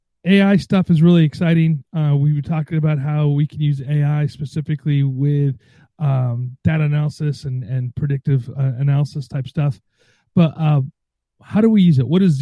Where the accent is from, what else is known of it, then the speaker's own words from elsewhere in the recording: Albany, New York, United States; near my hometown in Albany, New York.